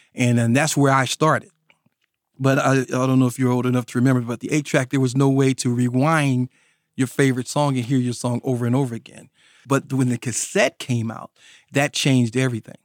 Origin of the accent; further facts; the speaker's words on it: North Carolina, United States; I grew up here in North Carolina, and I grew up in a rural area of North Carolina